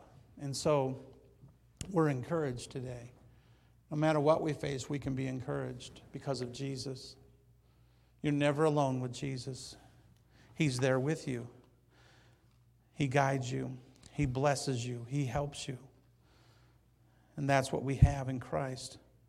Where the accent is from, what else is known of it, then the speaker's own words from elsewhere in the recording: Banning, California, United States; When I tell people where I'm from, I don't say Banning. I say Palm Springs.